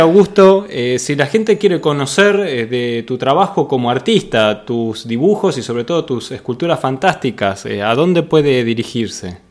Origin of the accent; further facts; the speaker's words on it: Argentina; aquí en nuestro país